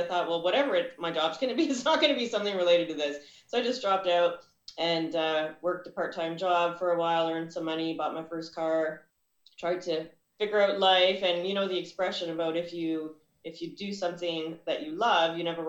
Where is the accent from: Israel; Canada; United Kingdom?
Canada; Ottawa, Ontario; now in Burlington, Canada; I was born and raised in Ottawa, Ontario